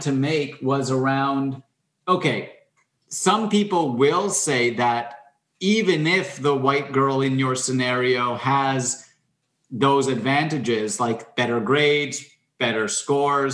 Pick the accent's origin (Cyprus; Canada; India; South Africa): Canada; I'm Canadian